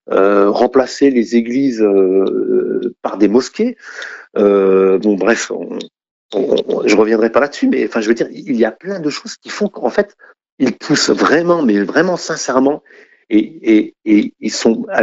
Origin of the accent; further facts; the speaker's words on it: France; Je suis français, je ne connais pas l'islam.